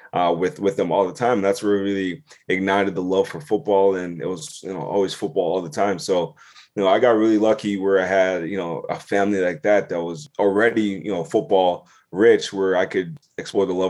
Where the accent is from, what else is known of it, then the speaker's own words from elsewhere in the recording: Southern Ontario, Canada; also born or lived in Toronto / Ghana (ancestry) / United States; grew up in Southern Ontario. You know, my dad, you know, moved, you know, we're from Ghana originally. I was born in Toronto, then obviously moved to Southern Ontario